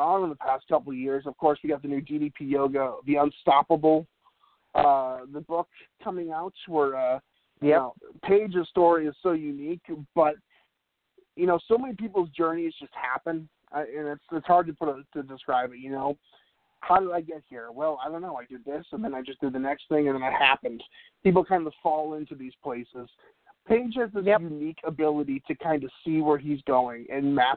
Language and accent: English; New England, United States; I grew up in New England